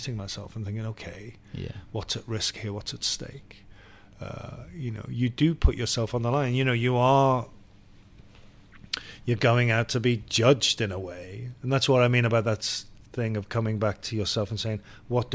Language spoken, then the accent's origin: English; Liverpool, North West England, United Kingdom; growing up in Liverpool was it's a city that takes the arts seriously